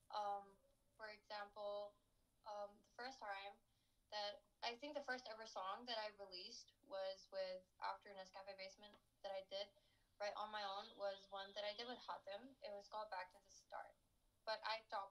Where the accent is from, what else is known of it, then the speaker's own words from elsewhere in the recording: Lahore, Punjab, Pakistan; I grew up in Lahore